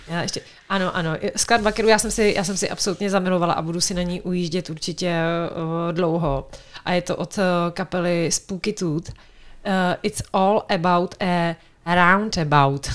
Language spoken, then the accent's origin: Czech; Czechia; tak já, eh, pocházím z Třevenic